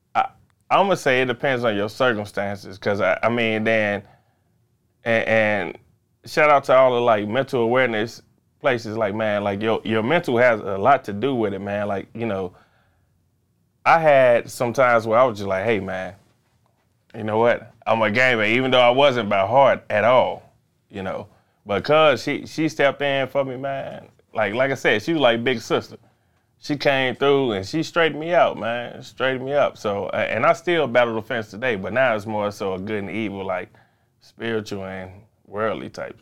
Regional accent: Chicago, Illinois, United States; born or raised there

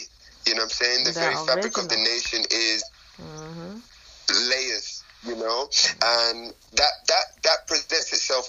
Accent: London, United Kingdom; moved away as an adult; now in Nairobi, Kenya; I'm from Jamaican heritage. I grew up in London.

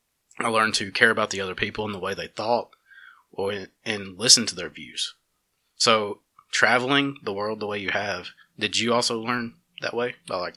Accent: the South, United States; growing up in the South, raised conservative, Christian, I moved around all these places

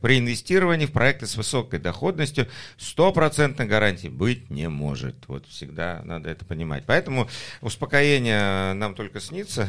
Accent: Batumi, Adjara, Georgia; moved away; Я вырос в Батуми, мне приятно там иметь а, апартаменты

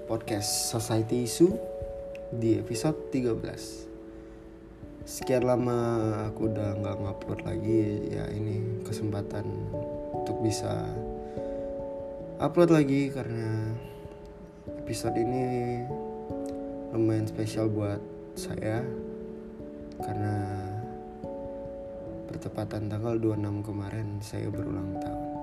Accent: South Sumatra, Indonesia; ada teman-teman yang dari daerahku itu di salah satu daerah di provinsi Sumatera Selatan ya cukup jauh kalau dari ibu kota Palembang

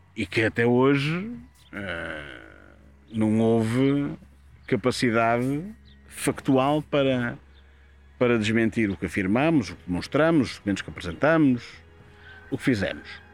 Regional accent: Castelo de Paiva, North, Portugal; estamos a Castelo Paiva, é a minha terra, eu conheço as pessoas que lá estavam

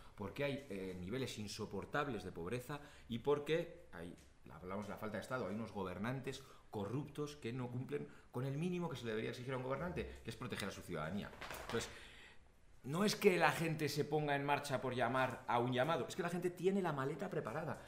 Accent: Pamplona, Navarre, Spain; Yo soy vasco, yo soy del País Vasco, de Pamplona.

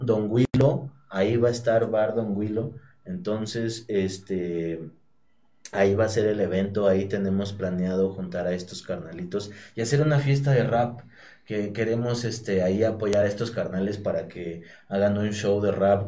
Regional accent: Teziutlán, Puebla, Mexico; vengo aquí de Teciutlán, de, del barrio del Paraíso. Yo crezco en el barrio del Paraíso

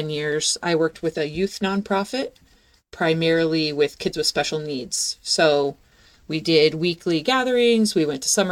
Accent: Pacific Northwest, United States; I was born and raised in the Pacific Northwest

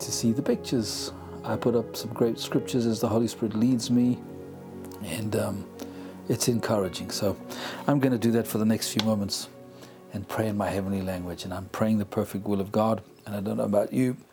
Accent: South Africa; accent: South African; moved away; also born or lived in United Kingdom; born in South Africa, as you can tell from the accent. I'm an African by grit and blood.

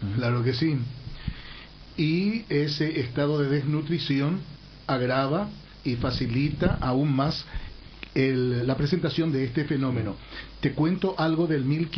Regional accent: Paraguay; Como ciudadano paraguayo

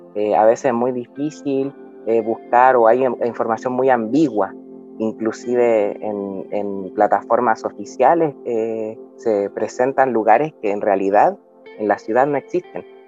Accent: Arica, Arica y Parinacota, Chile; yo soy de Arica, Arica, nací en Arica y he vivido toda mi vida aquí

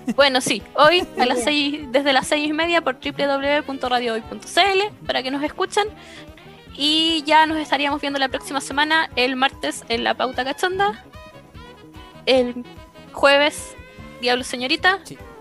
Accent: Chile; en una sociedad como la chilena

